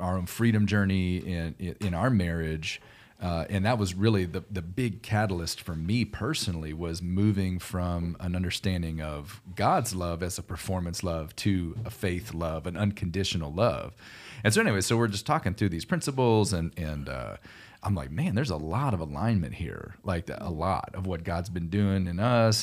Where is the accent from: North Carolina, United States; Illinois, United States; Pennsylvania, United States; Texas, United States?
Texas, United States; Houston; moved away as an adult; also born or lived in Tulsa, Oklahoma; I grew up in Houston, Texas